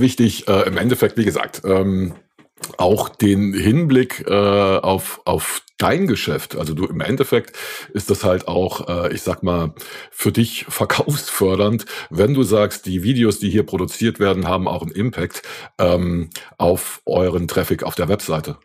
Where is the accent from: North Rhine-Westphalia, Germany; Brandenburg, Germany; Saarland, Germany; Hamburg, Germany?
Saarland, Germany; moved away; also ich komme ja ursprünglich aus dem Saarland